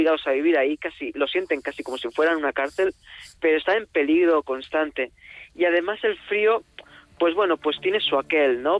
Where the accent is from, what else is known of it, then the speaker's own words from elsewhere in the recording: Tarragona, Catalonia, Spain; also born or lived in Alicante / Cuba / Madrid; yo soy de Tarragona viví después en Alicante también viví en Cuba en sitios cálidos y claro, recién llegado a Madrid lo pasé tan mal con el invierno de la capital